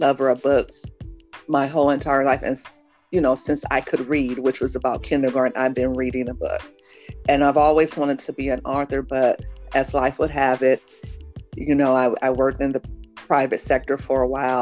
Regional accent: Los Angeles, California, United States; when I was a little girl growing up in South Central Los Angeles

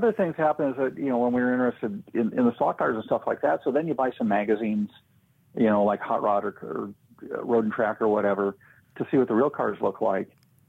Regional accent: Los Angeles, California, United States; also born or lived in Indianapolis, Indiana; I grew up in Southern California, in a part north of LA called Studio City, which amazingly has movie studios in it. So kind of in a very upper middle class area.

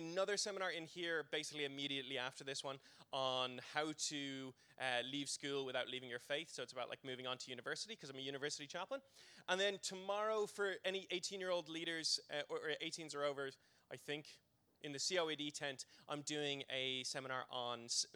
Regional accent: Ireland; growing up in church world in the Republic

